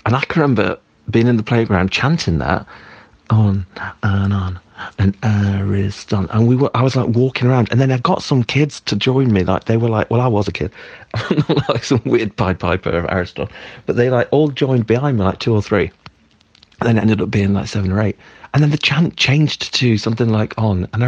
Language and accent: English; East Midlands mining village, United Kingdom; also born or lived in Derby; East Midlands, mining village, little school, right? About, I don't know, seven or eight or something